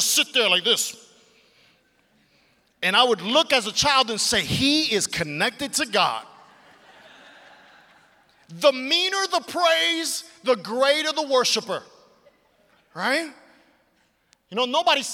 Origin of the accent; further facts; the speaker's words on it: New York City, New York, United States; I grew up in Brooklyn, New York